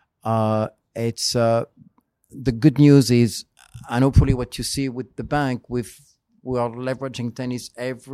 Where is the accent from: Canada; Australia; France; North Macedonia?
France; now in United States; this is my French side. We celebrate a lot in France